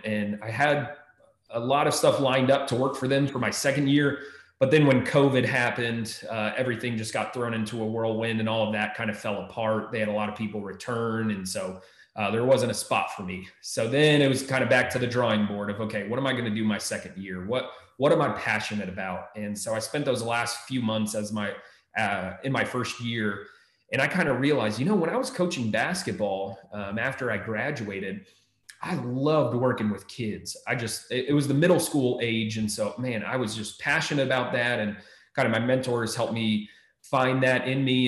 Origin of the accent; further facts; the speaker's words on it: Maryland, United States; moved away as an adult; also born or lived in Texas; now in Ohio, United States; I grew up in Maryland. I've been a little bit all over the country at some point, but grew up in Maryland